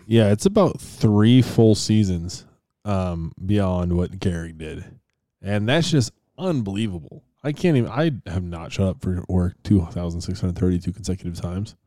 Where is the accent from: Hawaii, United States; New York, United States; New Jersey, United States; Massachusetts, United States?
New York, United States; Buffalo; born or raised there; moved away